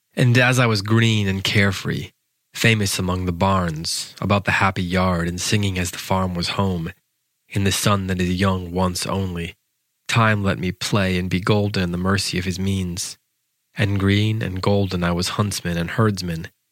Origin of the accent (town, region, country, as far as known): United States